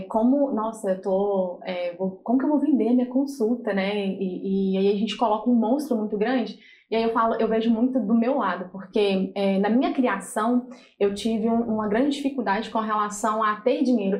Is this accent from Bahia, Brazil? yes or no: no; Minas Gerais, Brazil; moved away as an adult; now in Santos, Brazil; eu vim de Minas para poder trabalhar aqui